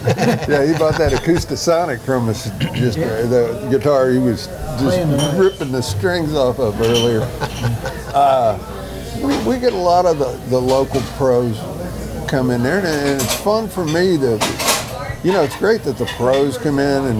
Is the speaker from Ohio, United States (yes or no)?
yes; Amelia, Ohio, United States; now in Houston, United States; I grew up in Cincinnati, Ohio, a little town called Amelia, but Houston's been my home for the last over 40 years now.